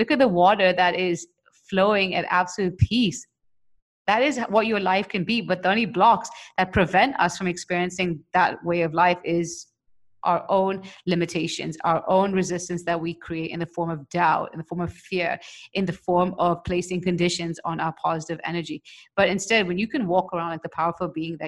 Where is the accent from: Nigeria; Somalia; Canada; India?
India; I'm an Indian